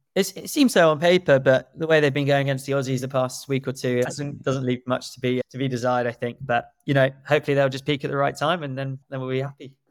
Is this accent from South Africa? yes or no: yes; South Africa; moved away; my home country, South Africa